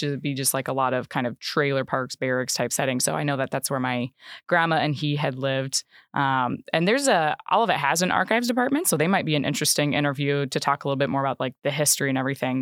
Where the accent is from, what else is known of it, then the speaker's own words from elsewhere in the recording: Le Roy, Illinois, United States; moved away as an adult; also born or lived in Macomb, Illinois / Schuyler County, Illinois; now in Kankakee, United States; I am originally from a very small rural town in central Illinois. Um, so it's called Leroy